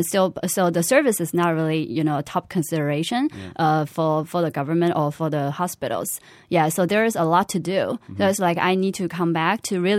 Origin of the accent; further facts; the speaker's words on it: Shanghai, China; Yes, I'm Shanghainese.